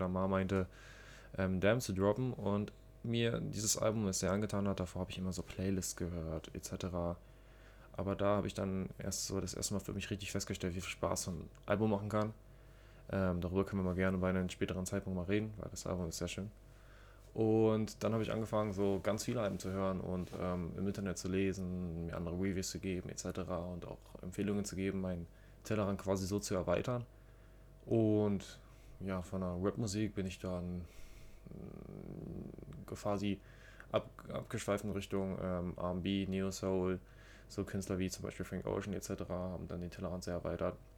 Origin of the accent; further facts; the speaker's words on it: Germany; Ich komme auch ebenfalls aus der Nähe von Berlin